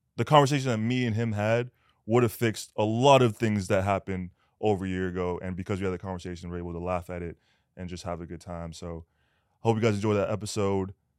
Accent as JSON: {"language": "English", "country": "Canada", "tie": "born or raised there", "moved": "as an adult", "lives_now": "United States", "said": "I'm Canadian"}